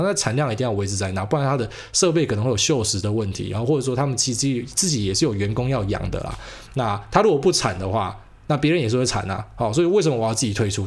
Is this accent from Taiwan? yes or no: yes; Taiwan; 我是台湾人嘛，我就讲台湾事